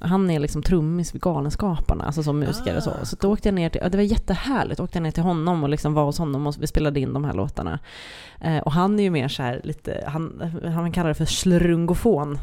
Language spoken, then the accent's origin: Swedish; Sweden; first language Swedish; som svensk med det som modersmål